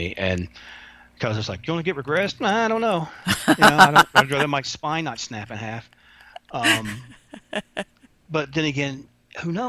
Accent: Kentucky, United States; I'm from Kentucky

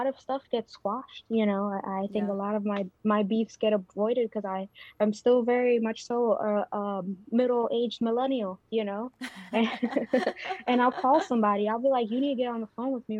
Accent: New York City, New York, United States; moved away as an adult; also born or lived in Dominican Republic; now in Washington, D.C., United States; I grew up in the Bronx

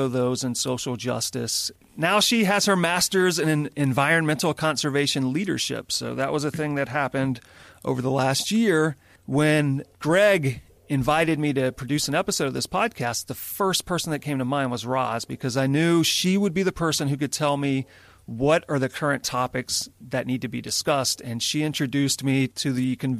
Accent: Louisiana, United States; now in California, United States; I live in California. I'm originally from Louisiana

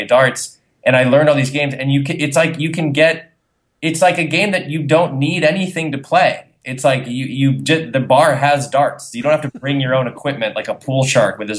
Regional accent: New England, United States; a native of New England

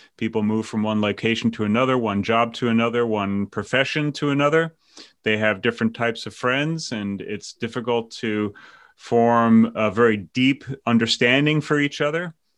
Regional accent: New York, United States; moved away as an adult; I came from New York, were Democrats

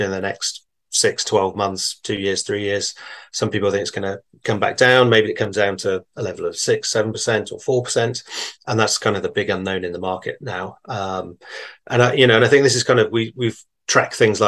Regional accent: England, United Kingdom; I am. Yeah, from England

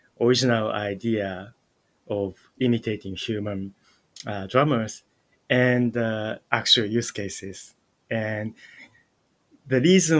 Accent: Japan; I was born in Japan and grew up in Japan

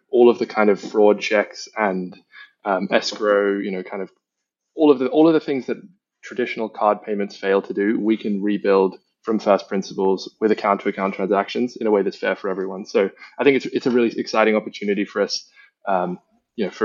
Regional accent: Australia; now in London, United Kingdom; I grew up in Australia

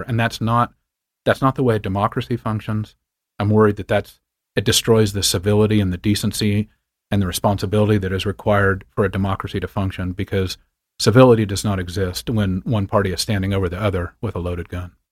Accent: far western Kansas, United States; moved away; also born or lived in Montana; I grew up on a wheat and cattle ranch in far western Kansas, just across the Colorado border

